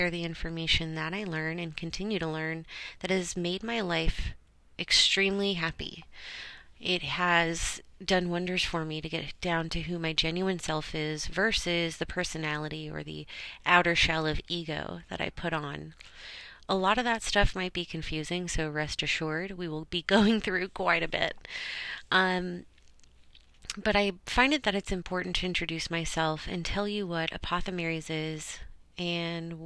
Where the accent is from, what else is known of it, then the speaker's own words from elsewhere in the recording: Orange County, California, United States; also born or lived in Los Angeles, California; I was born in Los Angeles, but I ended up moving down to Orange County once my parents, decided they wanted to move on up for a better life for themselves.